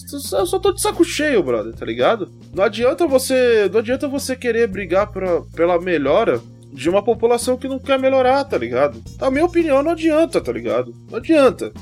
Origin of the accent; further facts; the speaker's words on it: Brazil; eu mesmo que moro aqui, sou brasileiro